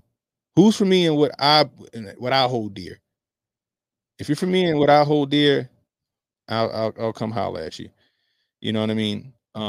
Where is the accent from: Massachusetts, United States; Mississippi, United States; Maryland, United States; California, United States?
Maryland, United States; Baltimore; So I grew up in Baltimore City. It's a blue city, right?